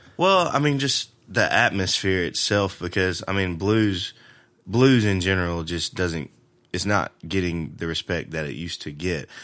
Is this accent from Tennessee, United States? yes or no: yes; Jackson, Tennessee, United States; moved away as an adult; also born or lived in Lexington, Tennessee; now in Nashville, United States; I grew up in Jackson, spent most of my life there